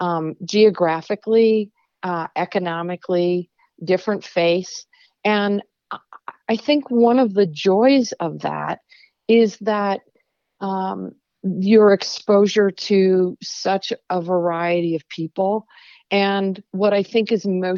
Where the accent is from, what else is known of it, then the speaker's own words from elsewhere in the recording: Midwest, United States; now in Oregon, United States; I grew up in the Midwest